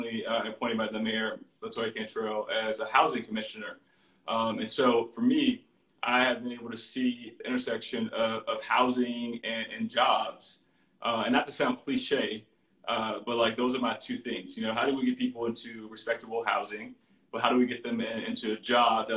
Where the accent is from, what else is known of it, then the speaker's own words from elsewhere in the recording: Baton Rouge, Louisiana, United States; now in New Orleans, United States; my cousin, who I grew up with in Baton Rouge